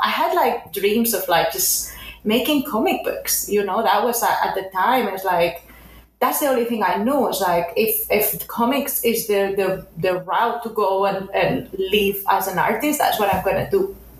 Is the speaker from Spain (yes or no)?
yes; a town near Barcelona, Catalonia, Spain; now in Los Angeles, United States; I'm originally from Spain, from a town near Barcelona.